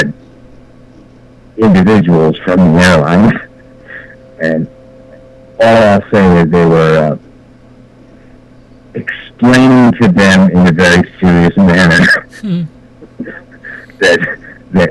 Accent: United States; as an American

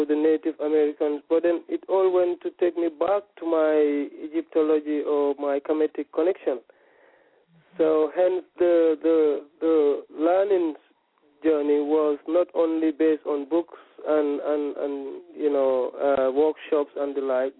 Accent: Gambia; I was born in the Gambia

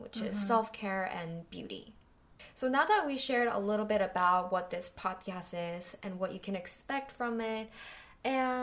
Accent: California, United States; moved away as an adult; now in South Korea; I was raised in California

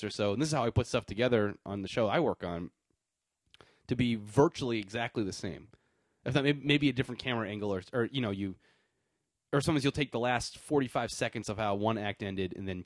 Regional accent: New Hampshire, United States; I'm from New Hampshire

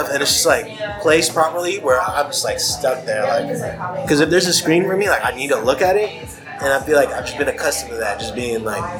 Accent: Japan; yeah, we grew up in Japan, bro.

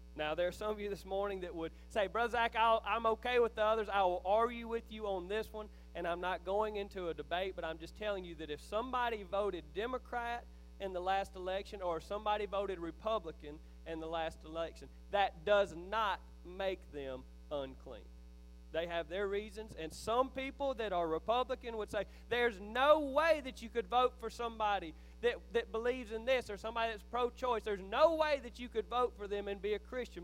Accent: Philadelphia, Mississippi, United States; I grew up in Neshoba County

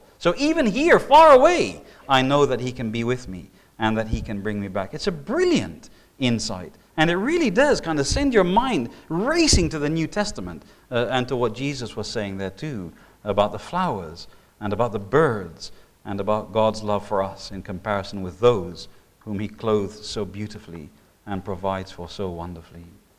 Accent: Indonesia; I mean, when I was growing up in Indonesia, we had a Komodo dragon come into our Sunday morning service.

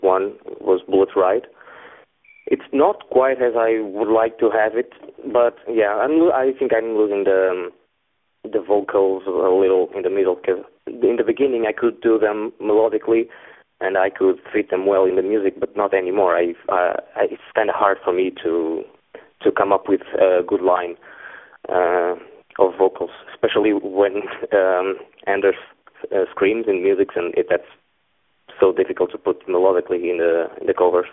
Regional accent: Portugal; I'm from Portugal

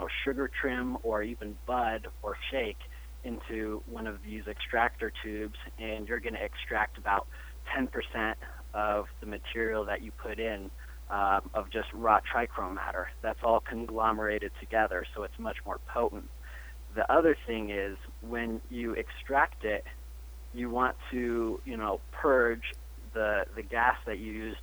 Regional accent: Denver, Colorado, United States; I'm born and raised in Denver, Colorado

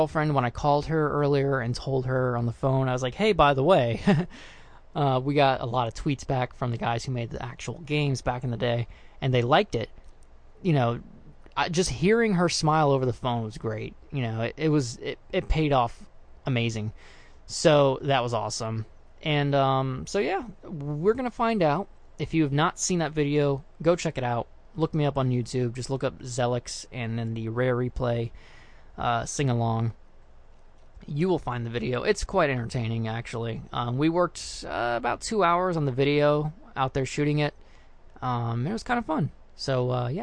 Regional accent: South Florida, United States; now in North Florida, United States; I moved away from South Florida up here to North Florida

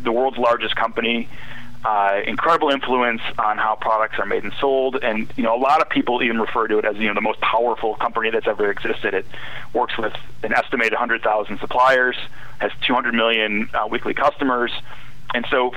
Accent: Midwest, United States; moved away as an adult; also born or lived in the South / Washington, D.C. / Arkansas; I grew up in the Midwest, and I'd lived most of my adult life in the South

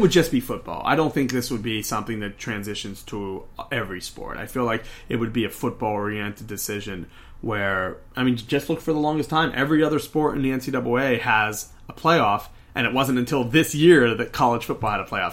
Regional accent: Pittsburgh, Pennsylvania, United States; I grew up in Pittsburgh, Pennsylvania.

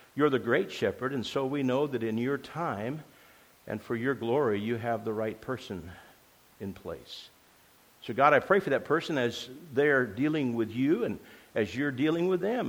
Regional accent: Grants Pass, Oregon, United States; accent: southern; moved away; also born or lived in Oklahoma; I was born in Grants Pass

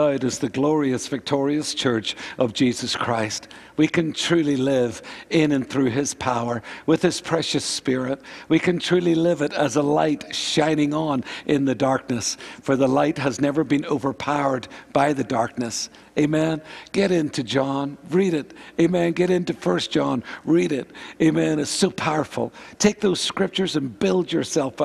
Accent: Northern Ireland, United Kingdom; Karen and myself, we grew up in Northern Ireland

